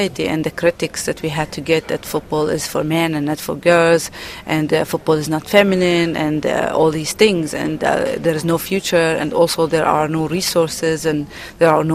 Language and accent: English; Palestine; I'm from Palestine